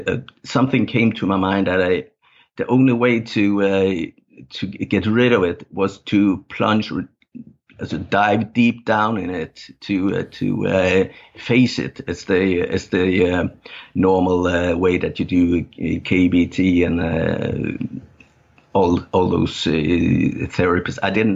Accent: Denmark; first language Danish; English is a second language; I play songs and write lyrics in my native language, Danish. And it's also often songs about my upbringing and my childhood

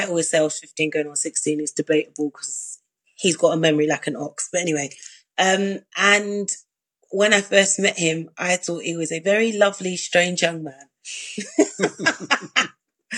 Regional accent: London, United Kingdom; I was from South London.

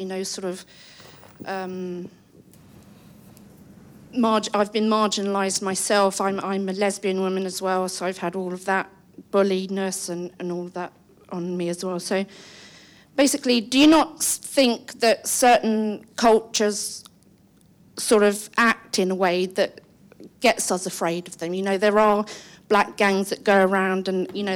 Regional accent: England, United Kingdom; now in London, United Kingdom; I am a English white woman

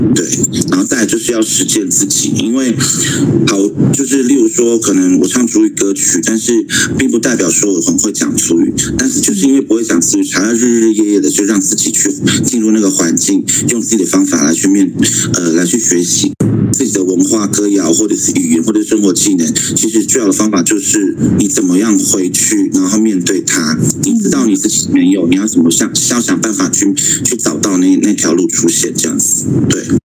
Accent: Xiabinlang community, Taitung County, Taiwan; moved away; 一直在东，下槟榔部落的俺巷，马卡卡鲁岸

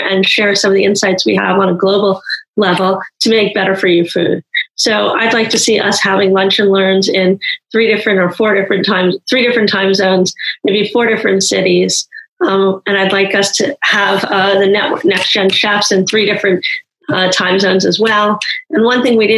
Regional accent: New York, United States; moved away as an adult; now in San Francisco Bay Area, United States; I come from New York

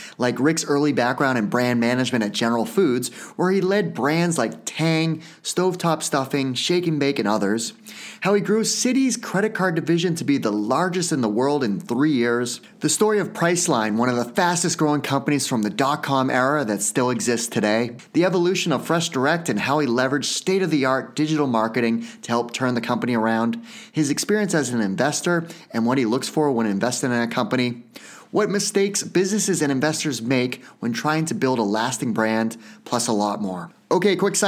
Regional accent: New Hampshire, United States; I grew up in New Hampshire.

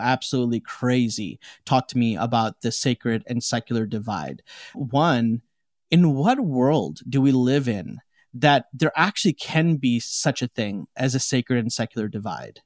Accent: Chicago, Illinois, United States; also born or lived in India; I'm from Chicago, like, I was born and raised in Chicago

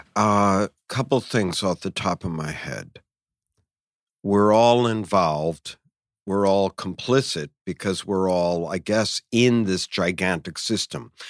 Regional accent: United States; I'm an American

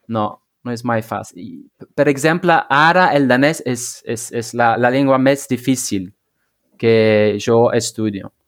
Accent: Flanders, Belgium; first language Flemish; Catalan is a second language; és com l'holandès, el, eh, el, el flamenc, la meva llengua

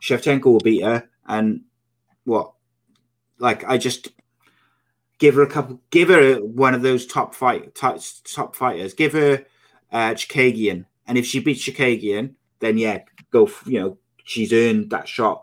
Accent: United Kingdom; as a Brit

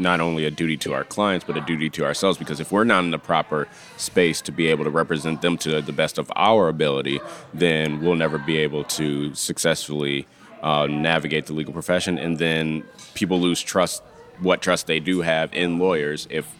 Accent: Michigan, United States; I know I'm from Michigan. Michigan is considering putting questions like that on the state bar application.

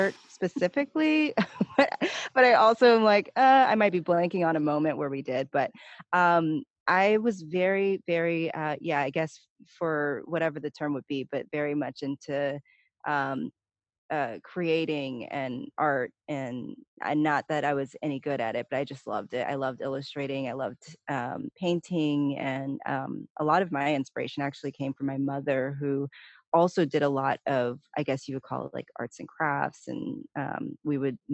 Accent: Palmdale, California, United States; also born or lived in Pasadena, California / Altadena, California; that's where we grew up, was Palmdale, Lancaster

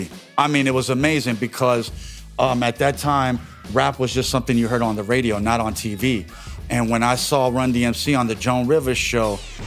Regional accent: New York City, New York, United States; moved away; I was born in Brooklyn, New York, County of Kings, Greenpoint Hospital, 1971, September 20th.

